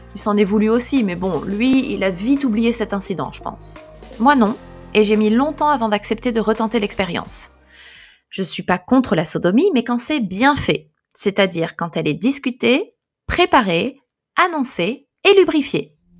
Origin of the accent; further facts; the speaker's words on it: France; now in Japan; Je suis française mais je vis au Japon.